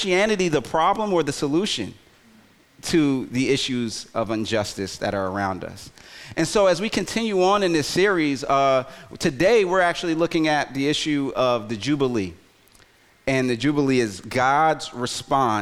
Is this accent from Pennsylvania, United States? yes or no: yes; Philadelphia, Pennsylvania, United States; moved away; Philly, my hometown